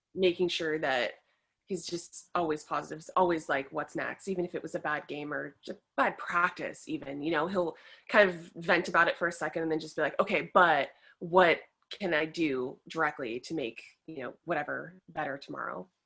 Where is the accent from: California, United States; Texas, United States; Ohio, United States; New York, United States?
California, United States; moved away; I am a girl from California